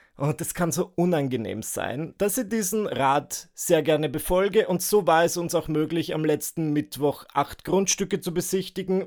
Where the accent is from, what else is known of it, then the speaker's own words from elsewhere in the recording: Northern Burgenland, Austria; now in Vienna, Austria; zurück an meinem Heimatort, zurück in meiner Heimatregion, dem Nordburgenland